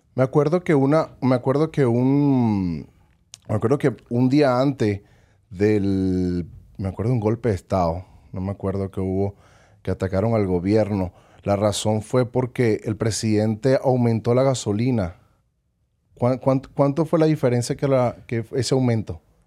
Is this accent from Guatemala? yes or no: no; Caracas, Capital District, Venezuela; now in Las Vegas, United States; Nací en Caracas, Venezuela. Crecí en el barrio 23 de enero